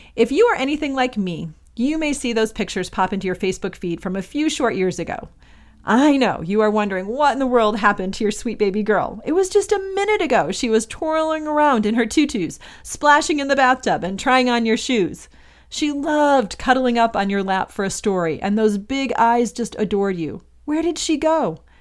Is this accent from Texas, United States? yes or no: no; Michigan, United States; moved away as an adult; also born or lived in Indiana; now in Los Angeles, United States; I'm originally from Michigan, and I grew up there until I went to college in Indiana for four years